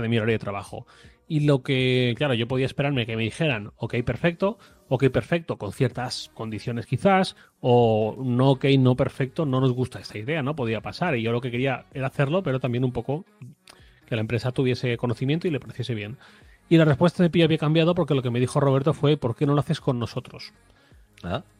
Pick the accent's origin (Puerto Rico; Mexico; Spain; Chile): Spain; Torrent, Valencian Community; moved away as an adult; also born or lived in Madrid; yo soy de Valencia. Yo soy de Torrent, que es una ciudad que está muy cerquita de Valencia. Eh, viví aquí hasta los 22 años. Me fui a Madrid